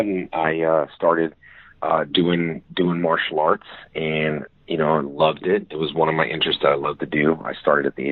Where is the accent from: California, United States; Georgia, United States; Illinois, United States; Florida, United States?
California, United States; West Covina; born or raised there